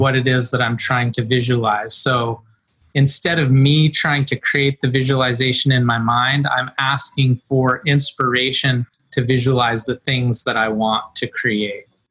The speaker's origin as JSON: {"language": "English", "town": "Mendocino", "region": "California", "country": "United States", "tie": "born or raised there", "said": "I grew up in Mendocino um, in a little place, Middle Ridge, up Albion Ridge in Mendocino County, uh, coastal, rural"}